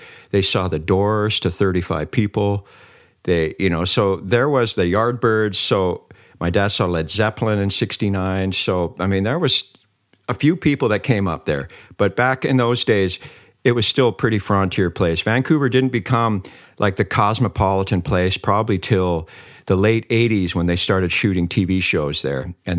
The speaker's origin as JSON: {"language": "English", "town": "Viersen", "region": "North Rhine-Westphalia", "country": "Germany", "tie": "born or raised there", "also_born_or_lived": "Canada", "said": "I was born in Canada, but soon after we went back to Germany. And when I was small, we lived in a place called Viersen near Mönchengladbach."}